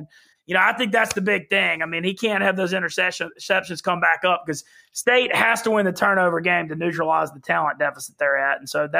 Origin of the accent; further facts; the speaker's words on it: Monroe, Louisiana, United States; moved away; so I'm from Monroe originally.